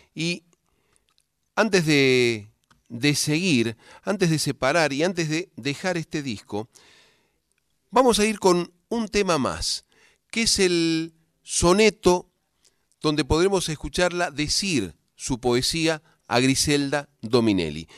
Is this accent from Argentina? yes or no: yes; Cuyo, Argentina; now in Buenos Aires, Argentina; los cuyanos no sabemos